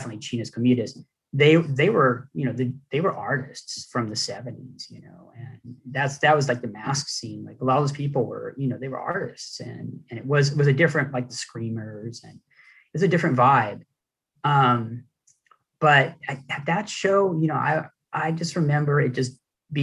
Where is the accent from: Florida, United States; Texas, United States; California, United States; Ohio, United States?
California, United States; Los Angeles; I grew up in Hollywood I was going to Hollywood High